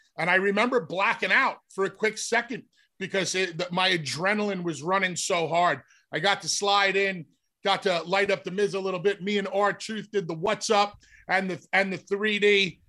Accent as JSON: {"language": "English", "region": "New York", "country": "United States", "tie": "born or raised there", "also_born_or_lived": "Philadelphia", "said": "New York being my hometown"}